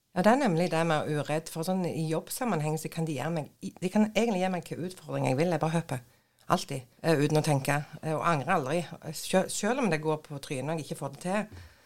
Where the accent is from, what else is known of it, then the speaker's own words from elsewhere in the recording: Nærbø, Rogaland, Norway; now in Bryne, Norway; jeg er oppvokst på Nærbø.